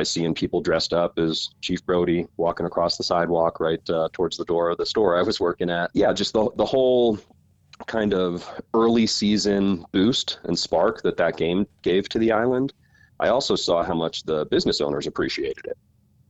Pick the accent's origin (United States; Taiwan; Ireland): United States; East Coast; moved away as an adult; also born or lived in Colorado; now in Martha's Vineyard, United States; moved up to Martha's Vineyard through a friend from the University of Colorado, believe it or not. I was from the East Coast, went to school out in Colorado.